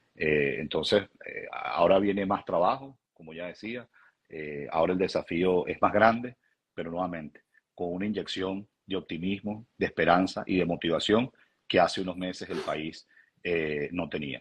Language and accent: Spanish; Venezuela; now in Washington, United States; como venezolano